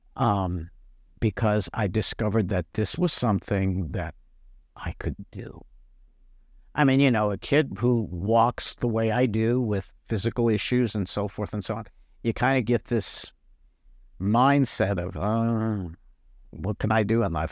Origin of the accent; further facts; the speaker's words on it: Niagara Falls, New York, United States; now in Mississippi, United States; I'm not a native Mississippian. Um, I was born in Western New York, Niagara Falls, to be exact